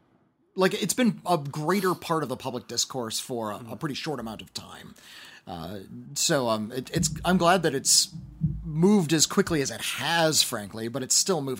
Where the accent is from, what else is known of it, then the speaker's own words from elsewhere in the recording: White Rock, British Columbia, Canada; I'm from White Rock, British Columbia, Canada.